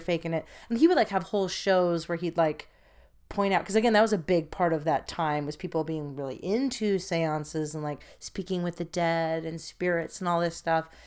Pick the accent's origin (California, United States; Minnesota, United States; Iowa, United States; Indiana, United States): California, United States; San Francisco; I was born in San Francisco.